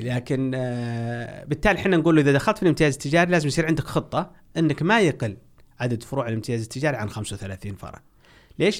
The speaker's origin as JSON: {"language": "Arabic", "country": "Saudi Arabia", "said": "احنا عندنا في السعودية"}